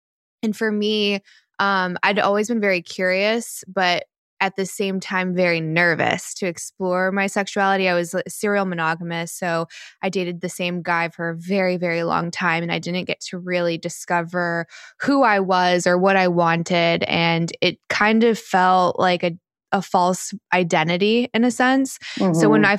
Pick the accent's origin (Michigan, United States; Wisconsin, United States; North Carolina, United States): North Carolina, United States; 31, about to be 32, and North Carolina.